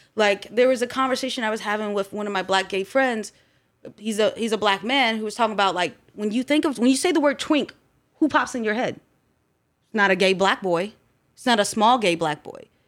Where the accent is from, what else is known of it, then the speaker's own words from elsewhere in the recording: Columbus, Ohio, United States; also born or lived in Baltimore, Maryland / Groveport, Ohio; I was born in Baltimore, Maryland, and we came here to Columbus when I was about six or seven